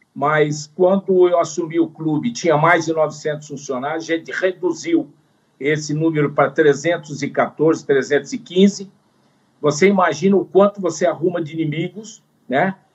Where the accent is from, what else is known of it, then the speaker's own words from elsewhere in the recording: São Paulo, Brazil; sou de São Paulo